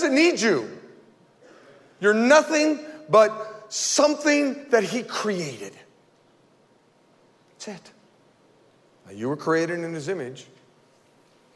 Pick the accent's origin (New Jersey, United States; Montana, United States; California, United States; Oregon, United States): California, United States; Modesto; I grew up right here in Modesto, went to Fremont Elementary School